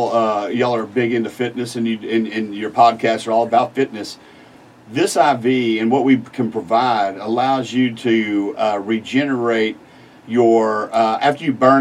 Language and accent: English; Galveston, Texas, United States; moved away as an adult; now in Beaumont, United States; I'm from Galveston. Came up here to Beaumont as a full board certified anesthesiologist.